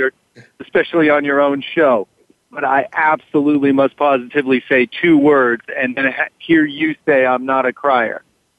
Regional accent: East Coast, United States; I was raised on the East Coast like you

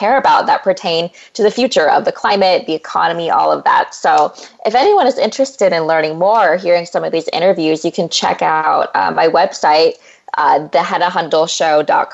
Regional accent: California, United States; moved away as an adult; also born or lived in Massachusetts; I'm from California, grew up in a farming family, and then I went away to Harvard for 4 years

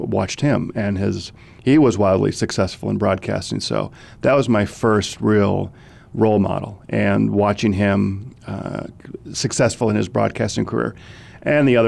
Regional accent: St. Paul, Minnesota, United States; growing up in Minnesota, growing up in St. Paul, Minnesota, my biggest influence had to be my Uncle Tim.

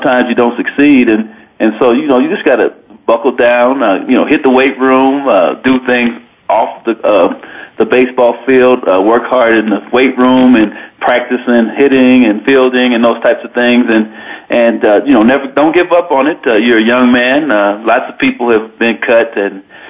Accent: Denver, Colorado, United States; now in Laramie, United States; I grew up in Denver, Colorado

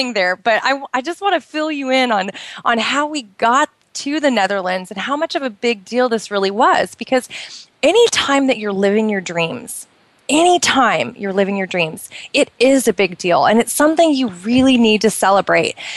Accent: Oregon, United States; moved away as an adult; now in Bahrain; it rained a lot in Oregon where I grew up

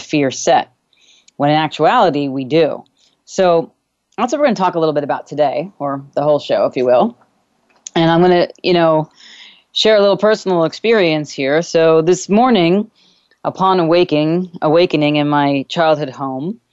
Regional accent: New York, United States; moved away; I am actually doing this show from my childhood home, my actual childhood bedroom, one of my childhood bedrooms anyway, that I grew up here with in New York

